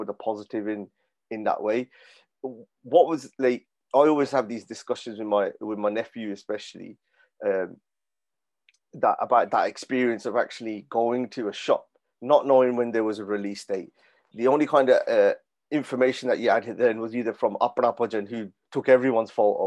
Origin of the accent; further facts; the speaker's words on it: Birmingham, West Midlands, United Kingdom; growing up, I was from Handsworth